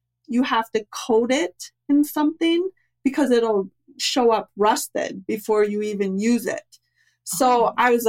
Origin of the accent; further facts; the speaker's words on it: Minnesota, United States; we're from Minnesota